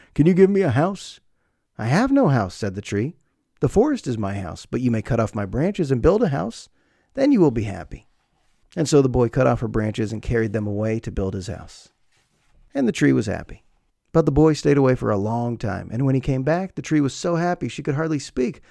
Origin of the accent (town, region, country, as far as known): United States